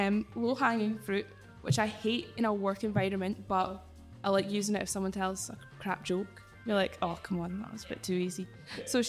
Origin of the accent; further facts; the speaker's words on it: Aberdeen, Scotland, United Kingdom; we're from Aberdeen